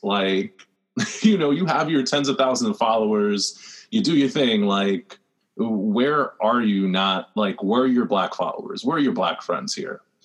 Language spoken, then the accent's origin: English; New York City, New York, United States; I'm from the Rockaways